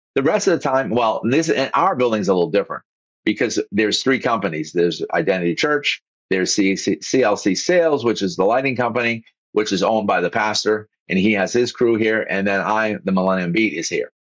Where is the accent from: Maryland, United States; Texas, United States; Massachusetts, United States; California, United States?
Massachusetts, United States; also born or lived in Boston / Vero Beach, Florida; now in Florida, United States; I grew up in Massachusetts. We had forty thousand. We were paper mill, plastic, you know, city kind of thing.